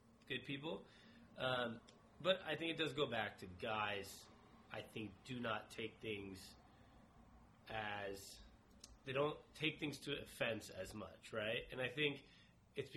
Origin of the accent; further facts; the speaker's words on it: Bellevue, Washington, United States; we're from Bellevue, Washington, a pretty affluent, like, high-class city.